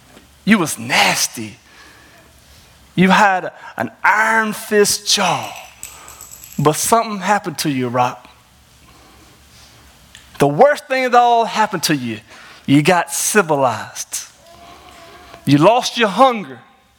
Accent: North Carolina, United States; accent: southern twang; moved away; I'm not from Mississippi and I'm not from Alabama, but I'm from North Carolina. So if you understand the southern twang, you get that.

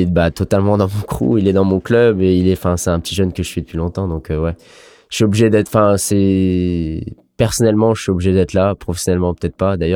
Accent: Brittany, France; c'était un truc que j'ai appris euh, en tant que Breton, quoi. Enfin, identitaire, on est fier et à chaque fois qu'on est en équipe de Bretagne

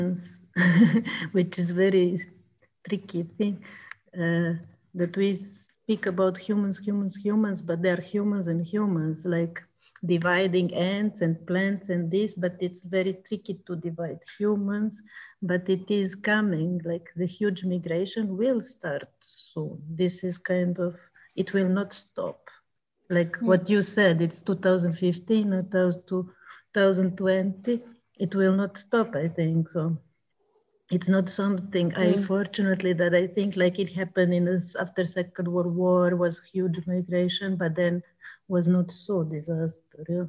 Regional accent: Serbia; I'm from Serbia

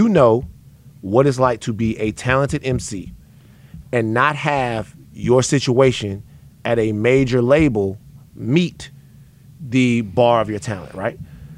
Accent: the South, United States; Because before then, like I'm from the South, so I didn't have the mixtapes and all of that shit like that.

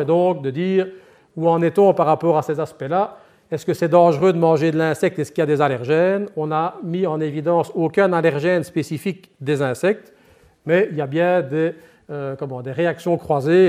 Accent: Liège, Wallonia, Belgium; accent: Liège; mon accent laisse présager, ben, je suis effectivement liégeois d'origine

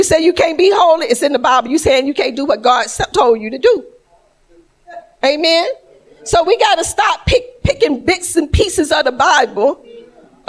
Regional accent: Georgia, United States; moved away; I'm from Georgia

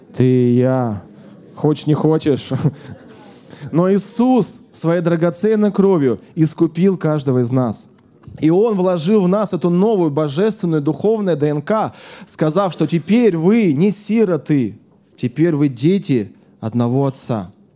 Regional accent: Siberia, Russia; moved away as an adult; now in Moscow, Russia; когда я э, жил еще в Сибири, я сам из Сибири

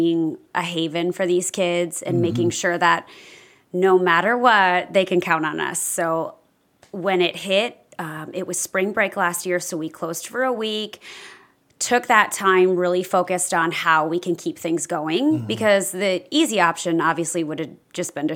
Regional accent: Grand Rapids, Michigan, United States; moved away as an adult; now in Punta Gorda, United States; I am a northerner. I was born in Grand Rapids, Michigan

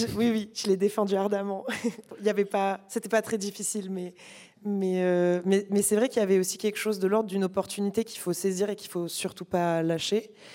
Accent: Narbonne, Occitania, France; moved away; je venais d'un tout petit lycée de province

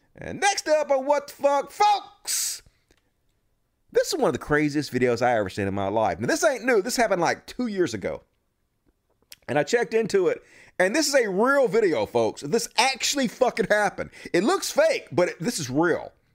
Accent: Mississippi, United States; my home state, Mississippi

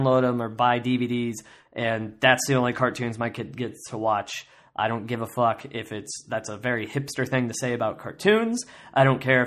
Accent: Kansas, United States; I grew up in Kansas

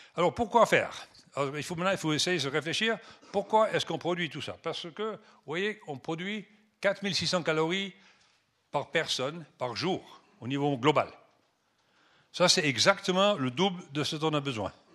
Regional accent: Switzerland; first language French and German; moved away as an adult; also born or lived in Benin / Nigeria / Kenya; J'ai quitté la Suisse il y a presque, ça fait 40 ans, 32 ans exactement. Donc euh, je m'excuse des fois si je cherche mes mots en français, bien que euh, ma langue maternelle est supposée être le français, mais bon, c'était français-allemand

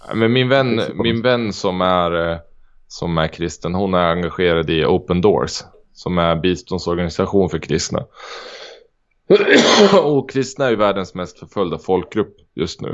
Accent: Sweden; jag är svensk

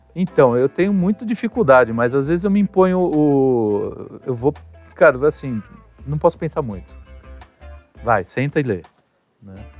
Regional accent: Brazil; nós somos brasileiros

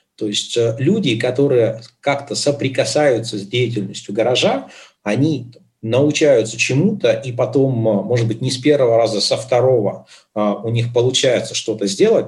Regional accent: Yekaterinburg, Sverdlovsk Oblast, Russia; moved away as an adult; also born or lived in Dubai; общался при этом с людьми с родины, то есть я из Екатеринбурга

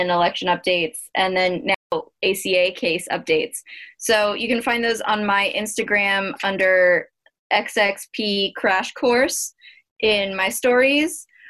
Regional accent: Arizona, United States; my home state of Arizona

